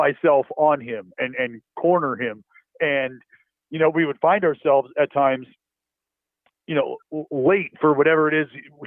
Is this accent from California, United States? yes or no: yes; Bay Area, California, United States; growing up in the Bay Area